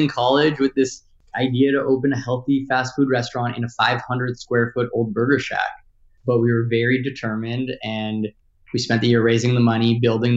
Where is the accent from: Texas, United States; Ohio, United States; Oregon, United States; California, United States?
California, United States; Los Angeles; also born or lived in Washington, D.C.; I grew up here in Los Angeles